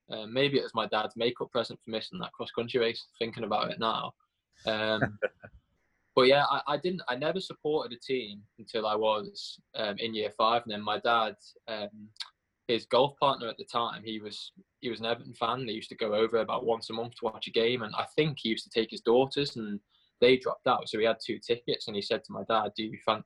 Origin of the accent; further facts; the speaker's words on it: Port Erin, Isle of Man; also born or lived in Derby, England; So basically all my childhood memories are from the Isle of Man